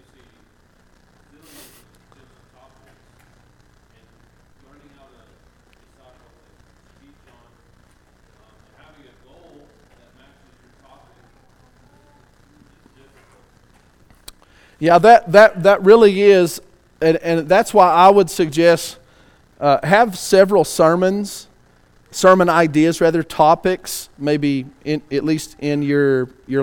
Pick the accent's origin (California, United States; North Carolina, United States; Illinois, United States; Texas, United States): Texas, United States; West; I don't exactly enunciate every word because I'm from West Texas